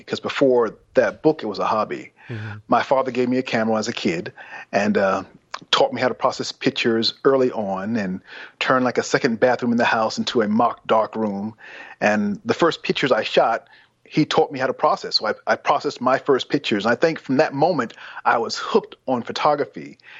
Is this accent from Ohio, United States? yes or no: no; South Carolina, United States; also born or lived in New York City; Well, I was born in New York City, and my parents moved to South Carolina when I was 7, 8. So between that time, it was South Carolina and New York.